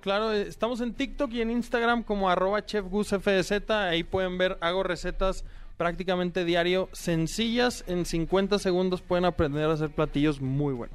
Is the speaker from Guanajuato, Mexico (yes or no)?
yes; León, Guanajuato, Mexico; now in Monterrey, Mexico; 14 años en Monterrey soy de León, pero creo que ya el acento ya, ya me delataba